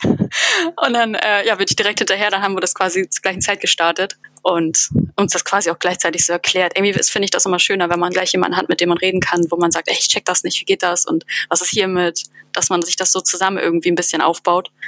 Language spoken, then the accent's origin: German; Hamburg, Germany; now in Berlin, Germany; Ich bin Wahlberlinerin sozusagen. Also ich komme gebürtig aus Hamburg